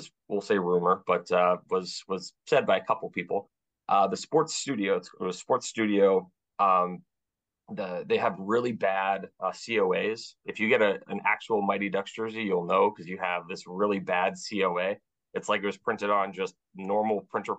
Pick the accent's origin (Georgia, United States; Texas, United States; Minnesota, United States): Minnesota, United States; Duluth; I'm from Minnesota.